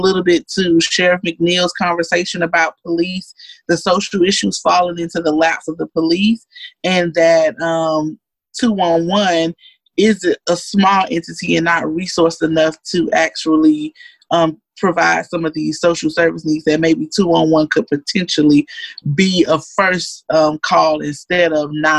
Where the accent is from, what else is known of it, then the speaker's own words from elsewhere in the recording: Miami, Florida, United States; I grew up in Miami where lots of crime